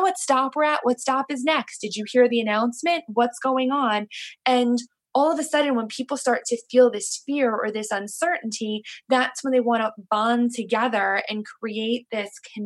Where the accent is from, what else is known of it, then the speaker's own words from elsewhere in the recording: New York, United States; I'm from New York, and we pretty much communicate, we pretty much travel and rely on, you know, the subway system